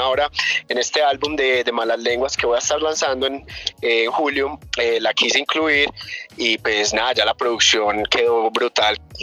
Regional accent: New Jersey, United States; also born or lived in Chinchiná, Caldas, Colombia; yo nací aquí en Colombia, en Chinchina Caldas, pero me crié en Nueva Jersey, Nueva Jersey en Nueva York

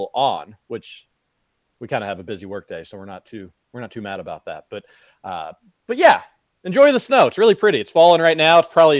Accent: Louisville, Kentucky, United States; I grew up in the Highlands, obviously the Highlands, more than just a clever name

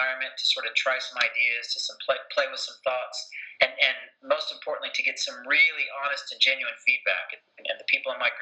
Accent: United States; moved away as an adult; now in United Kingdom; as you can tell from my accent, I grew up in America, been in the UK for about 10 years

